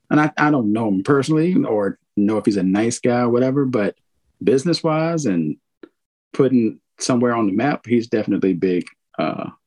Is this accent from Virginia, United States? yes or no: yes; Virginia, United States; I am. I unfortunately I say unfortunately. Yes, yes I am. Yes I am.